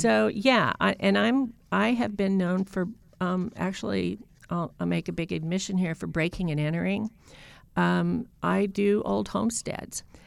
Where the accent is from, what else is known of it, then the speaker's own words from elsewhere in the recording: North Idaho, United States; also born or lived in Boise, Idaho / Southern Maryland; a place in North Idaho near my hometown